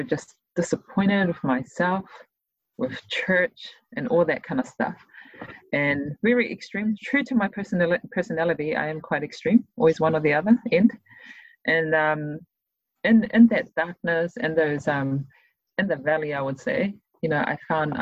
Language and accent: English; Auckland, New Zealand; also born or lived in Tonga / Pennsylvania, United States; I'm from Mangere